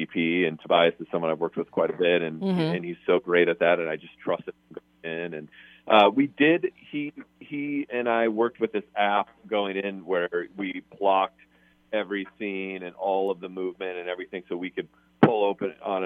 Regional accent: Des Moines, Iowa, United States; moved away; So I'm from Des Moines, Iowa, and one of my best friends who I went to college with is still there

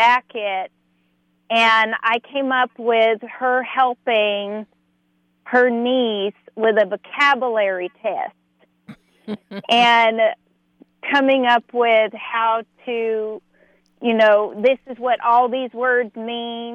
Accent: Odessa, Texas, United States; moved away; also born or lived in Midland, Texas; my childhood hometown, Odessa, Texas. I'm from Midland, Odessa, Texas, which is West Texas

